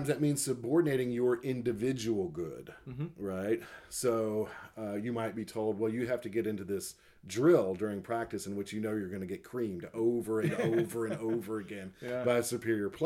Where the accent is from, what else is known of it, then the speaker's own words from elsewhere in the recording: United States; as an American